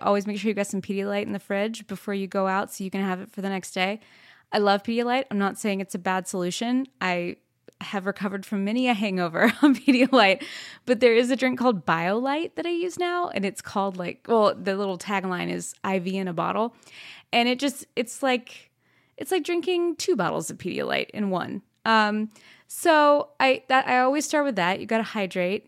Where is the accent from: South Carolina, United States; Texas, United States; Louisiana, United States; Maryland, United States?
Texas, United States; Plano; moved away; also born or lived in Fort Worth, Texas; I'm originally from Texas. I was born in Fort Worth and raised in Plano.